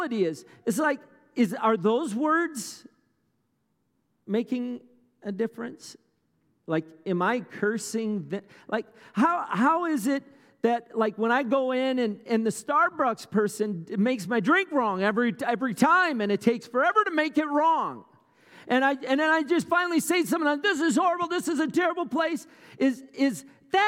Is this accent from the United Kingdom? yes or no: no; Wisconsin, United States; I grew up in Wisconsin, about an hour from Madison, north of Madison, a little farming town